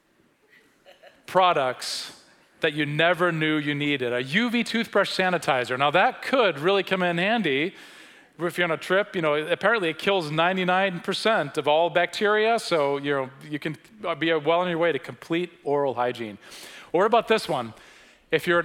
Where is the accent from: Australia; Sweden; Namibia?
Sweden; now in United States; I grew up in Sweden in the 1970s and early 80s